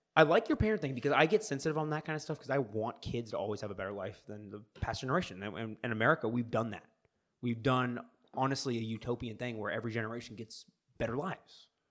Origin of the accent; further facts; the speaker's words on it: United States; as an American